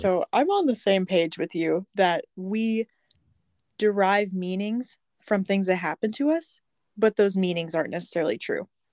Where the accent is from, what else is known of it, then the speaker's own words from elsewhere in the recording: Fort Myers, Florida, United States; I'm actually from Fort Myers, Florida.